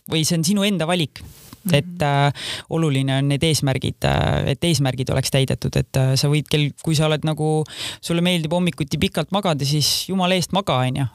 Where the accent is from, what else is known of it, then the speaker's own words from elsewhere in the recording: Kose, Harju County, Estonia; also born or lived in London; ma kasvasin üles Kosel, kus elas kaks tuhat inimest